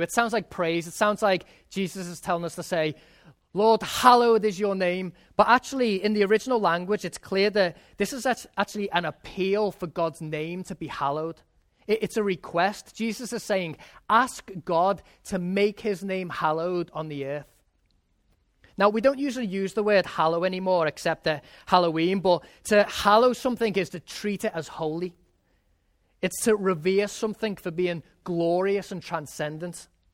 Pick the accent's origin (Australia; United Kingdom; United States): United Kingdom; England; moved away; when I was growing up in England